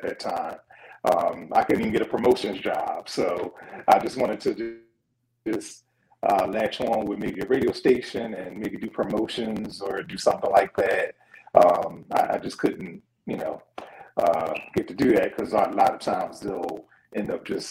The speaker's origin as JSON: {"language": "English", "town": "Philadelphia", "region": "Pennsylvania", "country": "United States", "tie": "born or raised there", "said": "I'm from Philadelphia, from West Philly. For those familiar, kind of that's Cobbs Creek. So, okay. West Philly kid, just growing up, went to John Bartram High School in Southwest Philly"}